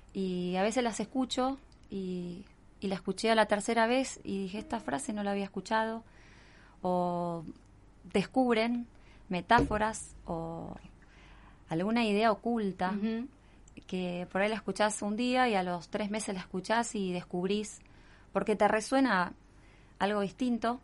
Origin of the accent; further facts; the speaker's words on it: Buenos Aires, Argentina; moved away as an adult; now in Mar del Plata, Argentina; Nací en Buenos Aires, capital federal